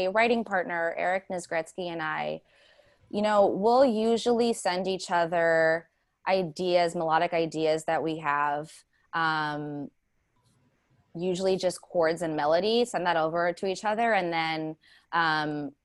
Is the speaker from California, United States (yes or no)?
yes; Pasadena, California, United States; moved away as an adult; now in New York, United States; I moved from Pasadena in LA, born and raised there.